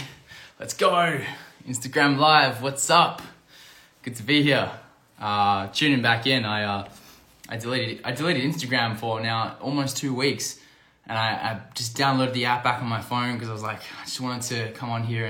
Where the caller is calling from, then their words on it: Algarve, Portugal; I'm dialing in from Portugal. I'm back in Portugal on the Algarve here.